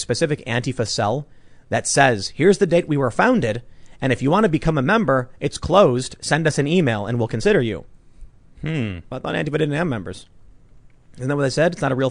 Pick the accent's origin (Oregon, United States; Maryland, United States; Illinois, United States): Illinois, United States; Chicago; there have been experiences growing up on the South Side of Chicago